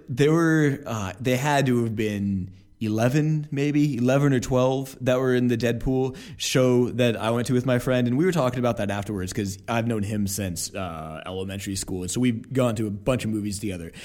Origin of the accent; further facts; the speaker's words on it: Portland, Oregon, United States; I was growing up in Portland